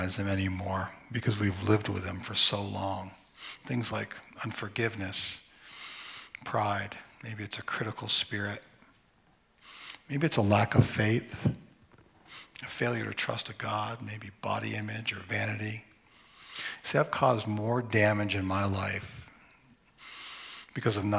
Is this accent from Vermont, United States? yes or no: yes; Vermont, United States; My sister and I, we grew up in Vermont